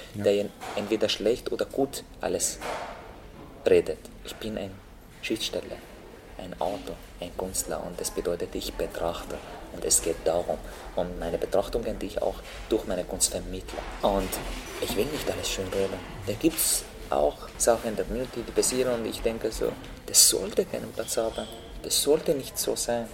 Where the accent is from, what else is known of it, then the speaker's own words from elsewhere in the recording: Syria; German is a second language; moved away as an adult; also born or lived in Lebanon / Turkey; now in Austria; dass ich Syrer sage